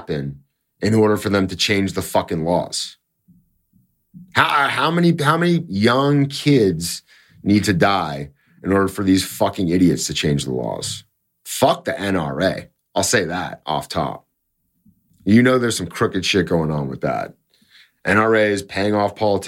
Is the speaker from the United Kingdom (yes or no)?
no; Canada; I'm Canadian